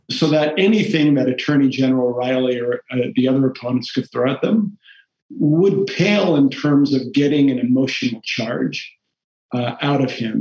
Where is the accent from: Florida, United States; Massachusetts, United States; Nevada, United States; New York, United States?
Massachusetts, United States; Taunton; first language Portuguese; English is a second language; I grew up in Taunton in the middle of a Portuguese immigrant community.